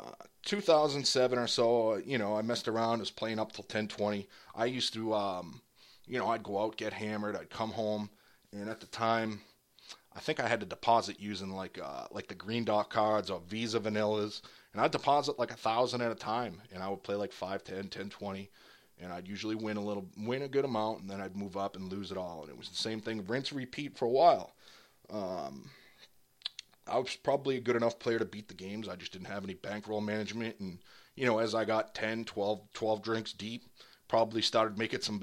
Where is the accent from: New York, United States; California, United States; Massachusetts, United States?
Massachusetts, United States; near Boston; I moved out of my hometown